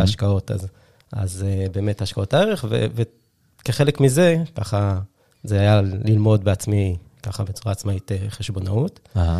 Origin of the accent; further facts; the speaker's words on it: Haifa, Haifa District, Israel; הייתי שכן שלך, אני חושב, אני חיפאי במקור